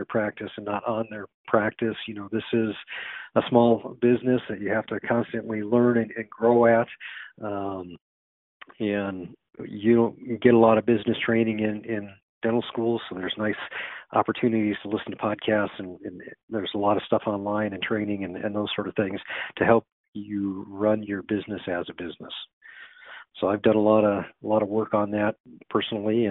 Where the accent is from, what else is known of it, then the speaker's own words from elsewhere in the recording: San Diego, California, United States; moved away as an adult; also born or lived in Boulder, Colorado; I went back to my hometown of San Diego, California